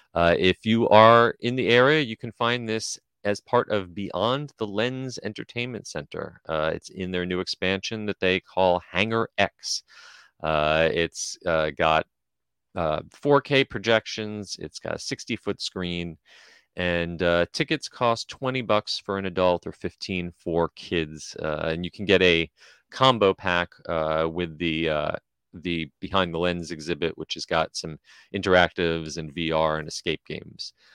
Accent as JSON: {"language": "English", "region": "New Jersey", "country": "United States", "tie": "born or raised there", "said": "my day growing up in New Jersey"}